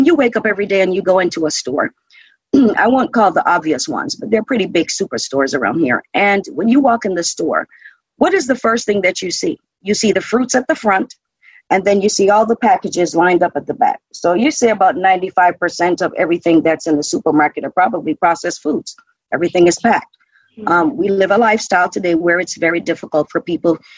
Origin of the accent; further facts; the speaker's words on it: Jamaica; now in United States; I'm originally from Jamaica, so I know firsthand from living in Jamaica